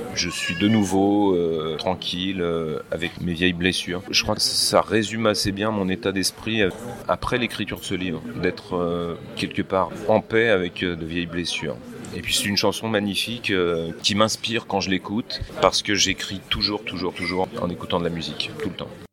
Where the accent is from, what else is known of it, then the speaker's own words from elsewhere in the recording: Charlieu, Auvergne-Rhône-Alpes, France; moved away; je vais retourner dans le lieu où je suis né, à, Charlieu, dans la Loire